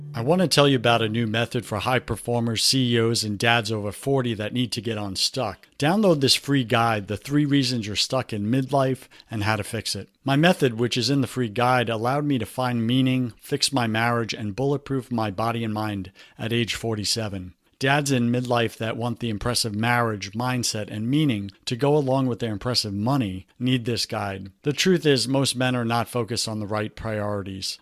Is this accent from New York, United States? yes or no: yes; New York City, New York, United States; New York City. That's my hometown.